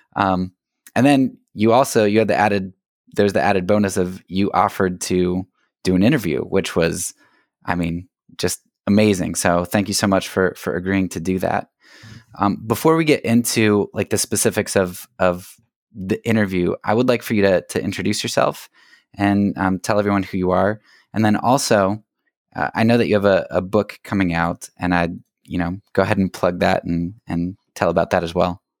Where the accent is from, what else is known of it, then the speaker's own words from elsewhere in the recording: United States; as an American